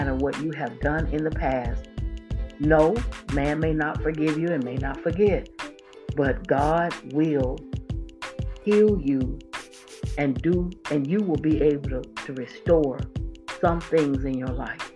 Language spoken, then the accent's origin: English; Florida, United States; moved away as an adult; I was born and raised in Florida